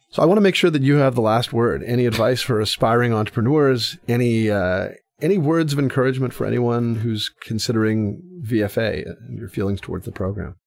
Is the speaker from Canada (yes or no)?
yes; Canada; accent: Canadian; my Canadian accent